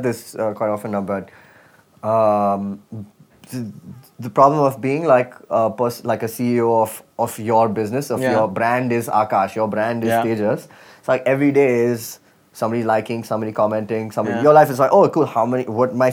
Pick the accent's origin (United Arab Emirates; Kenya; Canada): United Arab Emirates; Dubai; moved away; I grew up in Dubai